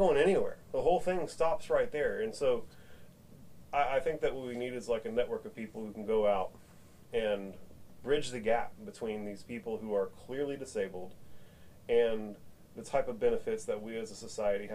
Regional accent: Austin, Texas, United States; I was born in Brackenridge Hospital in Austin, Texas. I've lived here my whole life.

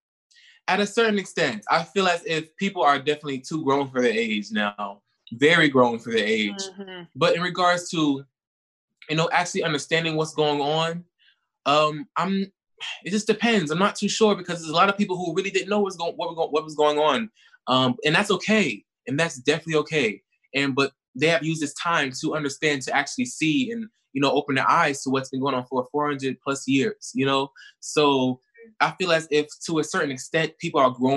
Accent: Newark, New Jersey, United States; also born or lived in Atlanta, Georgia; now in Los Angeles, United States; I'm from Newark, New Jersey, and I also live in Atlanta. I moved to LA from Atlanta.

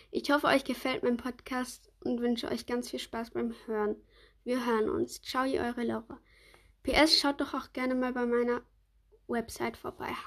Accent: Switzerland; Kommst du aus der Schweiz? Ja, ich komme aus der Schweiz.

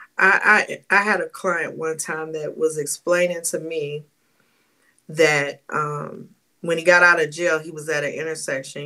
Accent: St. Louis, Missouri, United States; I'm from St. Louis

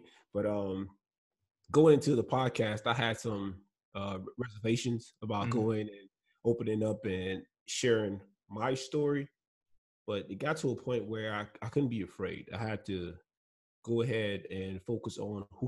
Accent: Lagos, Nigeria; first language Igbo; English is a second language; moved away as an adult; now in United States; me and my friends growing up in Lagos, Nigeria

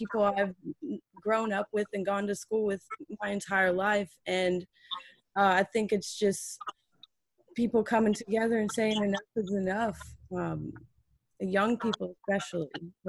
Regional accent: the South, United States; I'm from the South, so I was raised around people who have, you know, racist tendencies and thoughts and perceptions of other people, even own members of my family.

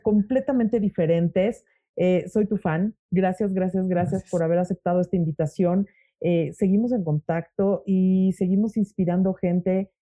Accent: Mexico; soy mexicana

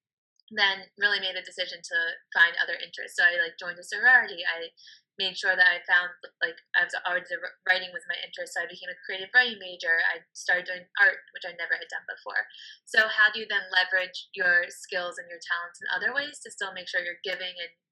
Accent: Baltimore, Maryland, United States; moved away as an adult; now in Washington, D.C., United States; growing up in Baltimore

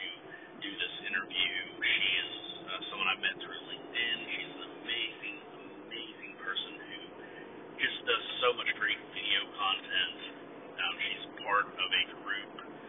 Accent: United States; accent: American; I'm in the United States, obviously from my accent

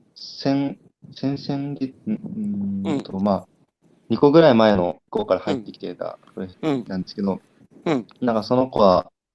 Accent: Fukushima, Japan; 地元の福島のなんか公務員に

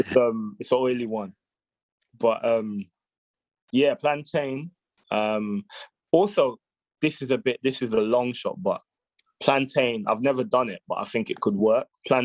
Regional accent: Ghana; So I think I can't put my finger on it, but I think as a Ghanaian, I'll say Ghanaian jollof the best.

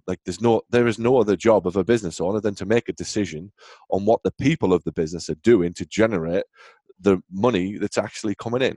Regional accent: England, United Kingdom; moved away as an adult; now in United States; I'm obviously from England originally

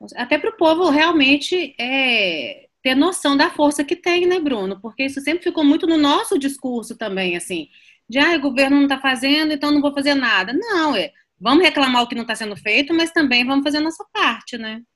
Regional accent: Minas Gerais, Brazil; como mineiro

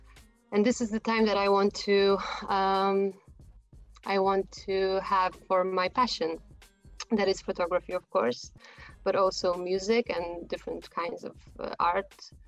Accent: Warsaw, Masovian Voivodeship, Poland; also born or lived in Prague, Czechia; I come from Poland, from Warsaw. Although I was born in the Czech Republic, in Prague.

